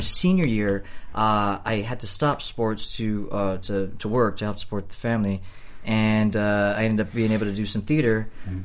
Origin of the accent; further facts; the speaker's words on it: Los Angeles, California, United States; I'm from East LA, North East LA to be specific, uh, El Sereno